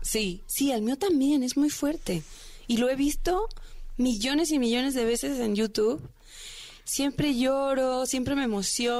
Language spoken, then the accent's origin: Spanish; Veracruz, Mexico; moved away as an adult; now in Mexico City, Mexico; Llevo seis años en la Ciudad de México. Yo soy de Veracruz.